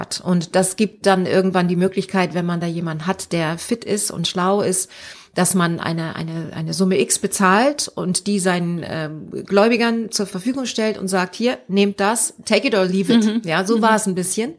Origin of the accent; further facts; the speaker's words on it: Hamburg, Germany; moved away as an adult; also born or lived in Frankfurt; Ich bin ja Hamburgerin